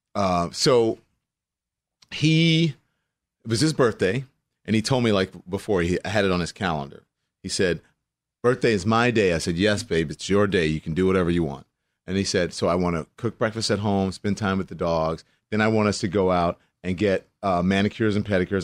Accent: Port Allen, Louisiana, United States; Lafayette is forty-five minutes from my hometown, which is Port Allen, which is West Baton Rouge

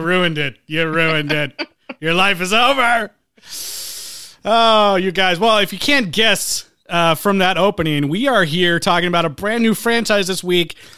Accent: Midwest, United States; I'm from the Midwest, so we were out in the cold

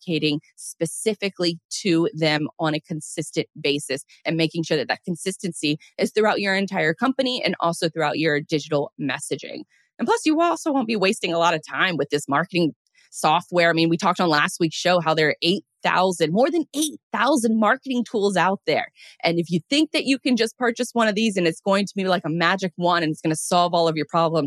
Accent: Florida, United States; I'm from Florida

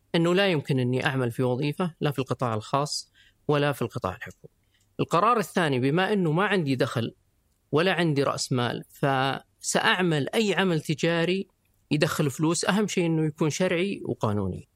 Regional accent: Riyadh, Riyadh Province, Saudi Arabia; also born or lived in Dubai; انا طبعا من مواليد الرياض

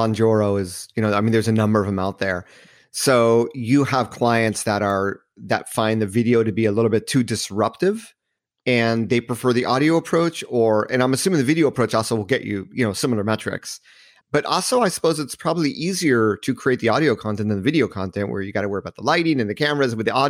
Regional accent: Hermosa Beach, California, United States; So I grew up in Southern California at a donut shop in Hermosa Beach, California.

